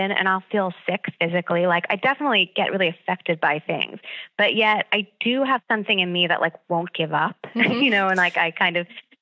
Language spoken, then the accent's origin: English; Long Island, New York, United States; growing up on Long Island, college was really important